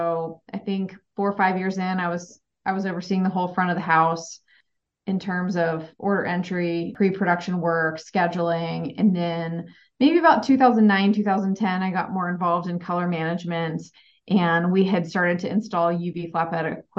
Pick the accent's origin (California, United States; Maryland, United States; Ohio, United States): Ohio, United States; moved away as an adult; also born or lived in Arizona / Chicago, Illinois; I grew up in Ohio and I went out to Arizona State for college